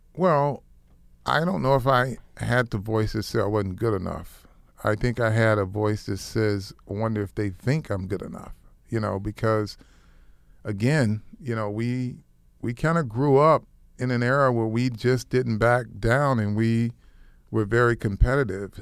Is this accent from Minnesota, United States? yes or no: no; Flint, Michigan, United States; I grew up in Flint, Michigan, uh, little town